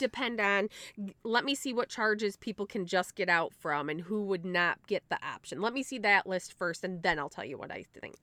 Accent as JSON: {"language": "English", "country": "United States", "said": "I'm an American"}